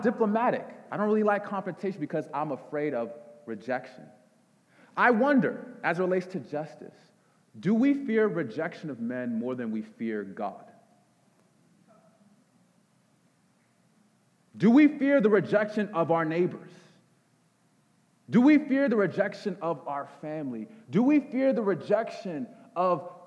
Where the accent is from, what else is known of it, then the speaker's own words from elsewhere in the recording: Nigeria; I'm a Nigerian